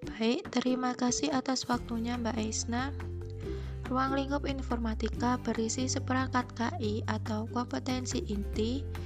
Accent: Klaten, Central Java, Indonesia; asal dari Klaten

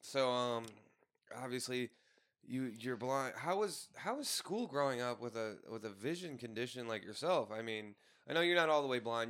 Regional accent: St. Louis, Missouri, United States; now in Tucson, United States; I'm not a hundred percent from Saint Louis in the city. I'm from, like, three to five miles away

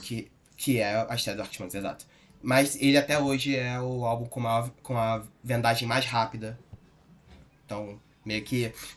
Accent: Rio de Janeiro, Brazil; also born or lived in Curitiba; eu sou carioca, sempre, sempre morei aqui

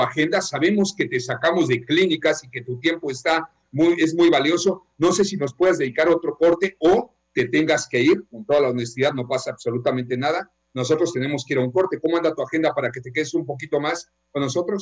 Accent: Mexico

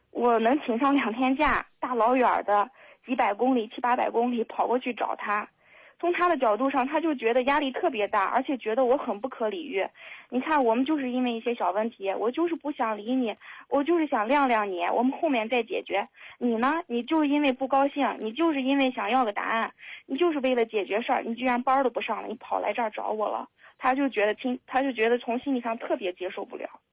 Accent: Henan, China; moved away as an adult; now in Xinjiang, China; 我是一个人在这边工作，我是河南人，但是我在新疆工作，也就是离家特别远

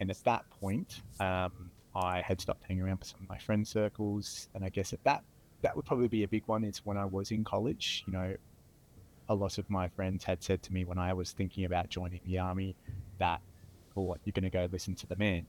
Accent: Hobart, Tasmania, Australia; So I grew up in Tasmania, Hobart. I grew up on the Eastern Shore, Rosny Park.

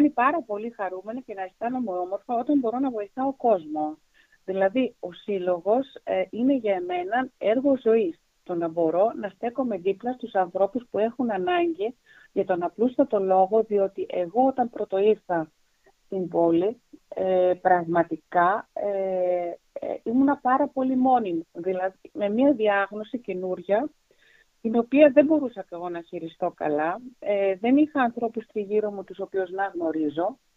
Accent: Germany; also born or lived in Athens; now in Orestiada, Greece; Είμαι Αθηναία μάλλον με γονεί. ο ένα από τον Πύργο, άλλο από την Κρήτη, η οποία μεγάλωσα στο εξωτερικό στη Γερμανία, αλλά εργάστηκα μετά στην Αθήνα για πολλά χρόνια

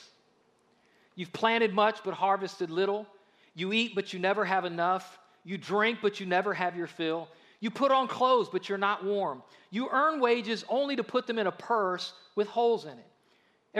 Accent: United States; we are very guilty as American Christians

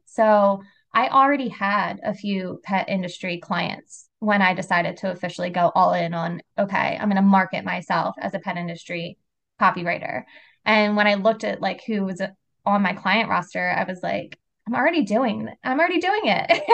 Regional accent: Philadelphia, Pennsylvania, United States; moved away as an adult; now in South Jersey, United States; I was born and raised in Philly

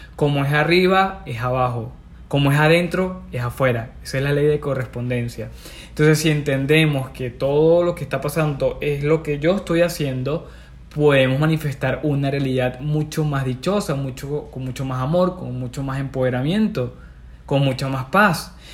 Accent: Venezuela; moved away as an adult; also born or lived in Peru; yo vivía en Perú, pero me vine a mi, a mi ciudad natal, en Venezuela

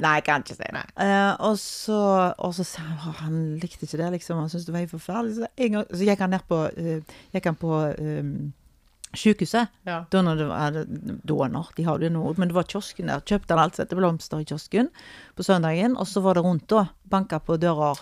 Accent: Norway; vi er fra Norge

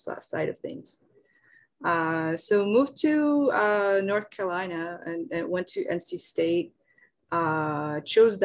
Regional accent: France; moved away as an adult; also born or lived in Japan; now in Seoul, South Korea; I'm from France originally, grew up there, but I spent about half of my life in France. So I stayed up until I finished my undergrad.

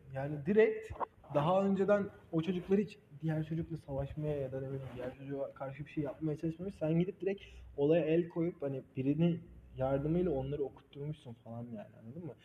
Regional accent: Black Sea Region, Turkey; ben Karadenizliyim

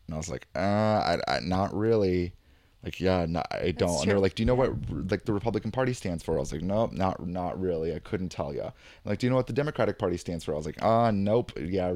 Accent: California, United States; what shocked me was being like a Californian hippie and even just like a really liberal person before

